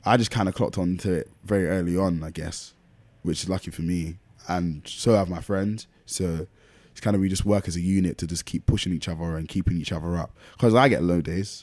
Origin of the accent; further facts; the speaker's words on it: London, United Kingdom; I was born and raised in Lewisham